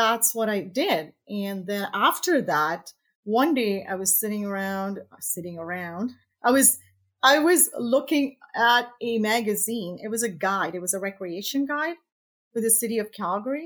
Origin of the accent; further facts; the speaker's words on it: Tanzania; now in Canada; I was born in East Africa, Tanzania, and emigrated to Canada in 1978 or something like that.